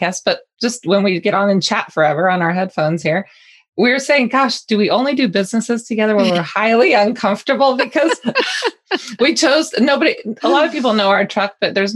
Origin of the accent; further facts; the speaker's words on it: Colorado, United States; I'm from Colorado.